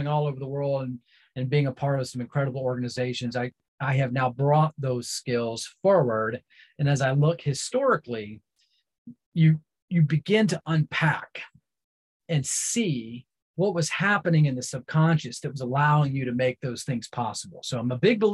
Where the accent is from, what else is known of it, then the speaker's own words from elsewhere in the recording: Central North Carolina, United States; I was raised in Central North Carolina